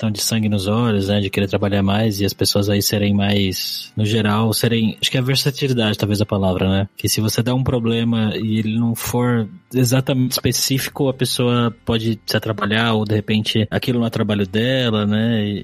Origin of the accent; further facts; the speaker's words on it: Brazil; Não é porque eu sou brasileiro